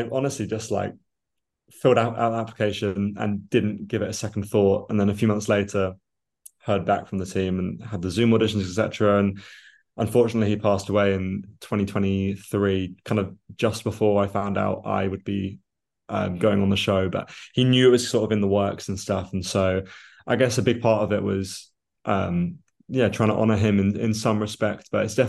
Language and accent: English; Australia; born there; I was born in Australia and it's always been a country I've wanted to go back to. And my father was Australian